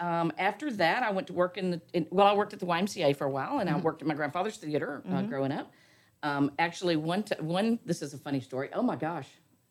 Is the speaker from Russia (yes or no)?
no; Conroe, Texas, United States; I was born in Conroe.